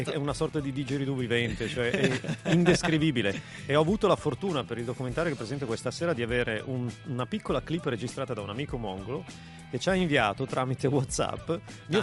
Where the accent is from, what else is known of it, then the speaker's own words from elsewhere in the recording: Bra, Piedmont, Italy; sono anch'io di Bra originario